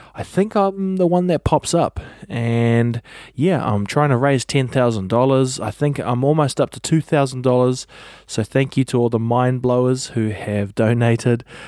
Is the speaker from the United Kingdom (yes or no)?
no; New Zealand; I'm a podcaster from New Zealand.